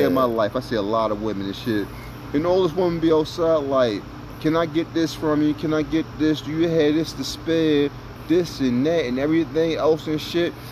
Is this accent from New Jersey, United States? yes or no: yes; New Jersey, United States; I was raised in New Jersey